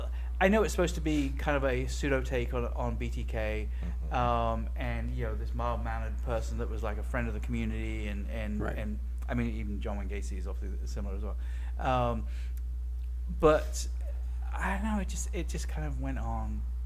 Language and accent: English; London, United Kingdom; accent: British; They're making fun of me and my British accent, and the way I say water.